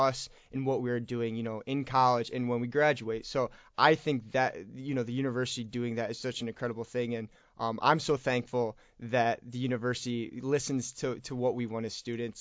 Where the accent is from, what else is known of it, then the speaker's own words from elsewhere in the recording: Jackson, Michigan, United States; I'm from Jackson, Michigan, so only about an hour away from Kalamazoo